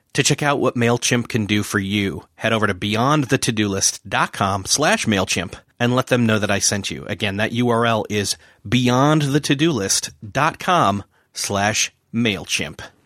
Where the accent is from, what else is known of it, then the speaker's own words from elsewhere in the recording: Rochester, New York, United States; moved away; I'm originally from Rochester, New York